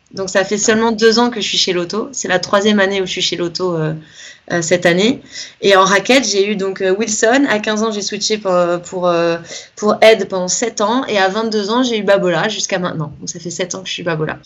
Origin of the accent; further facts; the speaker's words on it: Nice, Provence-Alpes-Côte d'Azur, France; now in Cannes, France; je suis de Nice à la base, maintenant j'habite à Cannes, c'est la Côte d'Azur